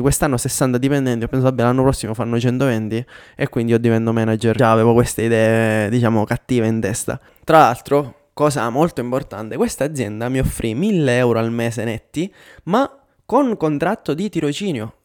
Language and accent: Italian; Catania, Sicily, Italy; moved away as an adult; also born or lived in Pavia / Milan; now in Denmark; il mio trasferimento dalla Sicilia a Milano dopo la laurea